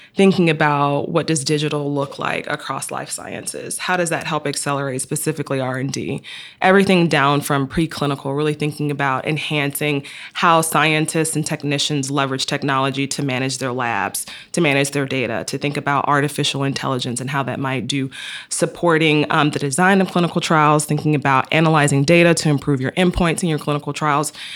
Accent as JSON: {"language": "English", "region": "Georgia", "country": "United States", "moved": "yes", "lives_now": "Chicago, United States", "said": "I'm a transplant. I'm from Georgia"}